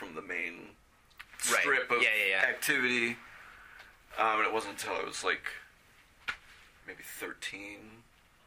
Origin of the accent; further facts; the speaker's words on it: Cincinnati, Ohio, United States; I grew up in Northside